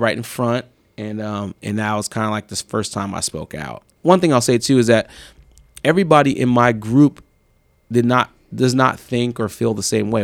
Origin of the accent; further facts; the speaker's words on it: Marin City, California, United States; I grew up in Marin City